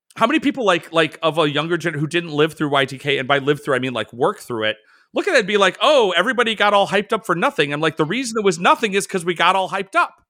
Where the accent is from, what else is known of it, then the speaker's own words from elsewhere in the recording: Chicago, Illinois, United States; I'm from the Midwest, I'm from Chicago.